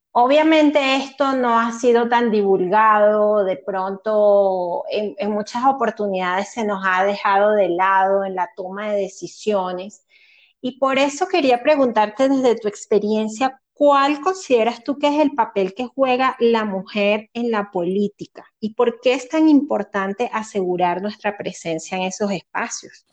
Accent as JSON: {"language": "Spanish", "country": "Venezuela", "moved": "yes", "said": "yo soy venezolana"}